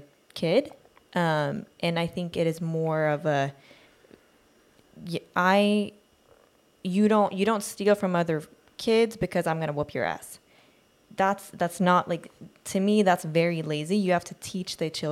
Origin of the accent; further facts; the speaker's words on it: Sweden; moved away; growing up in Sweden